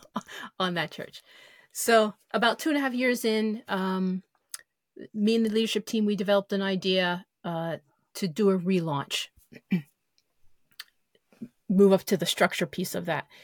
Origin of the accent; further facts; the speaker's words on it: United States; as American Christians